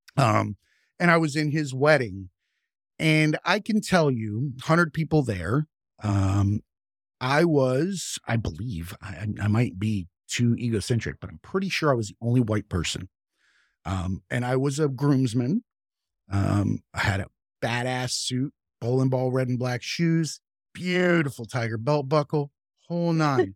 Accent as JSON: {"language": "English", "region": "the South", "country": "United States", "tie": "born or raised there", "moved": "yes", "said": "I grew up in the South, and preachers are a staple in the Bible Belt"}